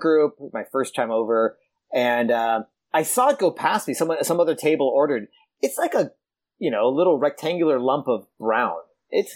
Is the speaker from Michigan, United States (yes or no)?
no; California, United States; moved away as an adult; also born or lived in Manchester; now in United Kingdom; coming from California, Mexican food is a big part of our culture